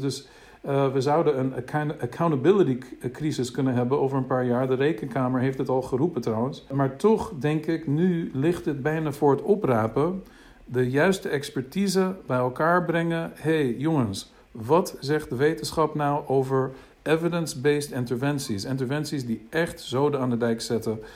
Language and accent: Dutch; United States; Dutch is a second language; now in Netherlands; Ik kom uit de VS. Ik ben in de VS in Amerika eh, opgegroeid.